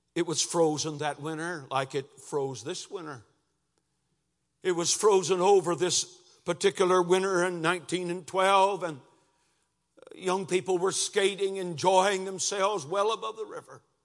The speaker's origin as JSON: {"language": "English", "town": "Lansing", "region": "Michigan", "country": "United States", "tie": "born or raised there", "moved": "as an adult", "lives_now": "Cincinnati, United States", "said": "we moved from Lansing, Michigan to near Cincinnati, Ohio. Three hundred and thirty miles away from where my wife was born and where I'd grown up"}